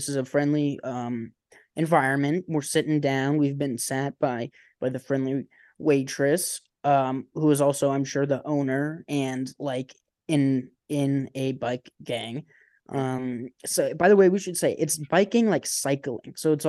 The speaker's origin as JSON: {"language": "English", "town": "Canton", "region": "Ohio", "country": "United States", "said": "Yeah, I'm from Canton, Ohio. I'm Cantonese."}